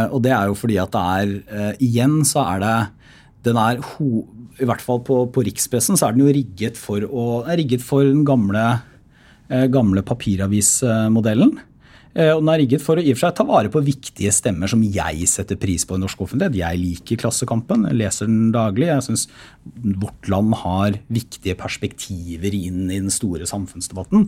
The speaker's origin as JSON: {"language": "Norwegian", "town": "Porsgrunn", "region": "Telemark", "country": "Norway", "moved": "yes", "said": "når jeg er hjemme i Porsgrunn"}